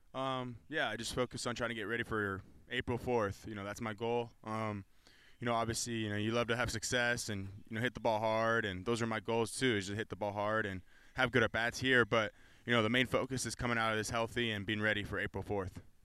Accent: California, United States; moved away

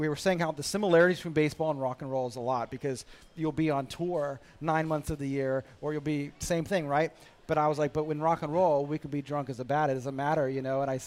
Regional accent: United States; I'm an American.

